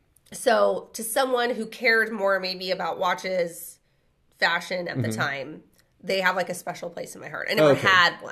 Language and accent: English; Redlands, California, United States; did we not talk about how we're from Redlands?